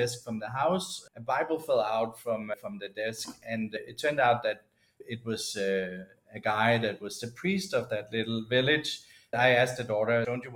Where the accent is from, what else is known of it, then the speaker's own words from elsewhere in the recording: Denmark; moved away as an adult; also born or lived in Peru; now in United States; In my hometown of Alesia